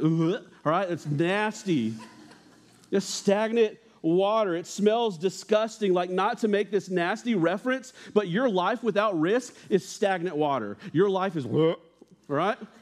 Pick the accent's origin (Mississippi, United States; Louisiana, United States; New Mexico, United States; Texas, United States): New Mexico, United States; I grew up in New Mexico, uh, and New Mexico backyards, let me tell you, are a little different than Ohio backyards.